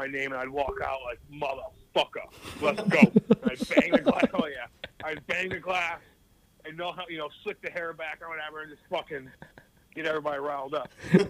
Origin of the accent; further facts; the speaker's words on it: St. Louis, Missouri, United States; no one told me I was ever going to make it because I'm from St. Louis, and I did it too.